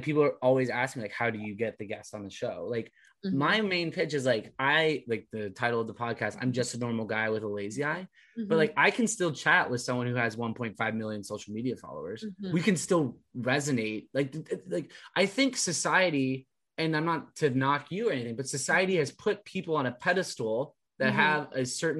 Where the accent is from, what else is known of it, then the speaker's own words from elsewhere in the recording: West Coast, United States; Because to me, coming from the West Coast, crew was a sport that you did like right after graduating high school